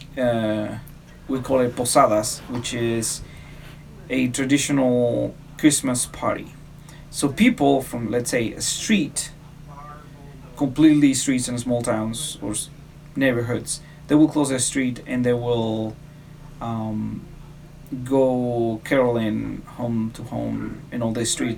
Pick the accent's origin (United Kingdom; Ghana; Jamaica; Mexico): Mexico; now in United States; in my hometown